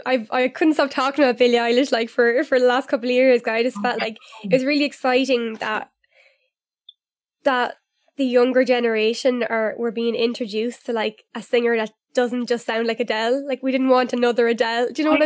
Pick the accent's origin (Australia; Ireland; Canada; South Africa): Ireland; Newbridge, Leinster; It was like in the local kind of nightclub back in my hometown in Newbridge.